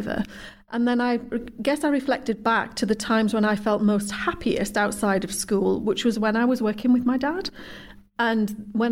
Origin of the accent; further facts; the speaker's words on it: Guisborough, North East England, United Kingdom; also born or lived in Hexham, Northumberland; moved to Gisborough when I was 3 years old